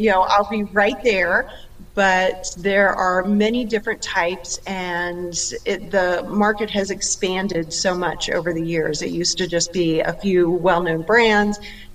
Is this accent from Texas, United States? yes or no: no; Virginia, United States; I did. This is my hometown.